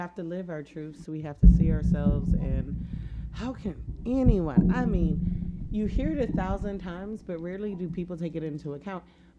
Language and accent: English; Pittsburgh, Pennsylvania, United States; born there; Oh, yeah. Born in Pittsburgh, Pennsylvania.